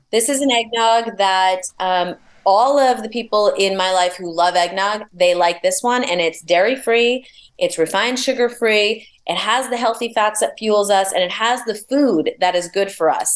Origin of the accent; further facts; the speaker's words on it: New York, United States; I'm a New Yorker